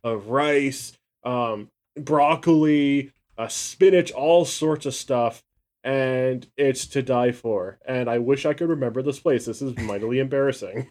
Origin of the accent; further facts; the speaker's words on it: Canada; I'm Canadian